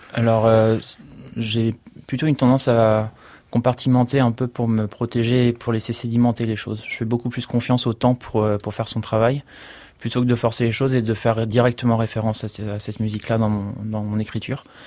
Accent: Niigata, Japan; moved away; also born or lived in Paris, France; ma ville natale, à Niigatashi

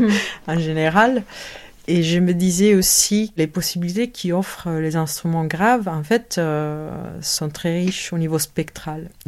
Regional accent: United States; French is a second language; 50% je suis américaine des États-Unis mon identité

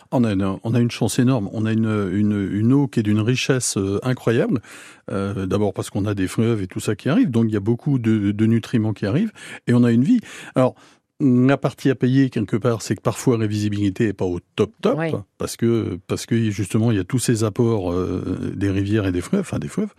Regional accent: Guingamp, Brittany, France; now in Cherbourg, France; je suis breton, je suis guingampais

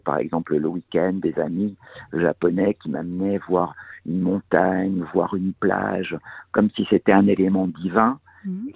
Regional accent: Bastia, Corsica, France; moved away; je suis né en Corse

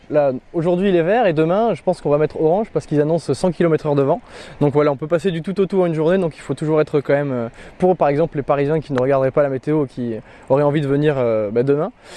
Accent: Marseille, Provence-Alpes-Côte d'Azur, France; quand on est Marseillais

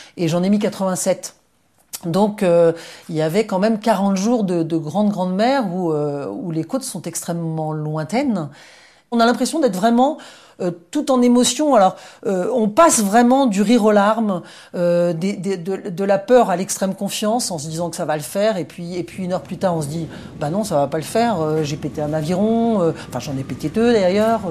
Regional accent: Brittany, France; moved away; also born or lived in United States; Je rentrais des États-Unis où j'avais vécu pendant, pendant un peu moins de 12 ans. Et hum, c'est vrai qu'en rentrant en Bretagne

